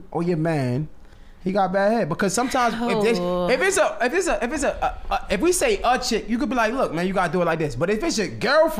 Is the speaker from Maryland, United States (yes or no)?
yes; Baltimore, Maryland, United States; I'm from Baltimore